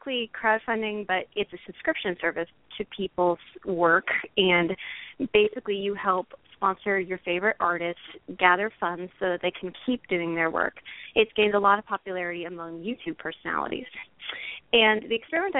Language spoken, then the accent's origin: English; Portland, Oregon, United States; my hometown, which is Portland, Oregon.